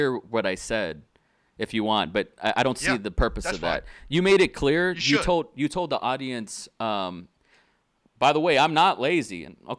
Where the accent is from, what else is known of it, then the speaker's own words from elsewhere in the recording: Austin, Texas, United States; also born or lived in Tulsa / Dallas / McAllen; It's my real name. I'm from Austin, Texas. I was born in Tulsa, but I moved to Dallas, and I lived in the Valley. You know, McAllen, Harlingen, Brownsville, South Padre Island there, and you know, I grew up in a Hispanic.